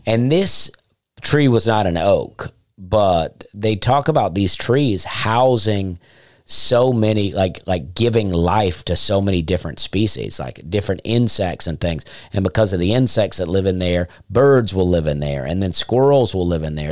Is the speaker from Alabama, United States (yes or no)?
yes; Alabama, United States; moved away; I grew up in Alabama